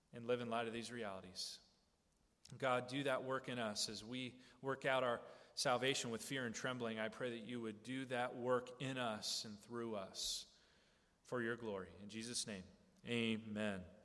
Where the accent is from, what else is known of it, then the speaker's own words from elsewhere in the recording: United States; we Americans